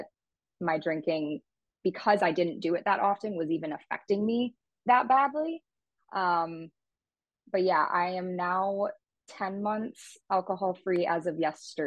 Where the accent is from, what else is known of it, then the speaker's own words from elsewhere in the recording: Illinois, United States; also born or lived in Indiana; my hometown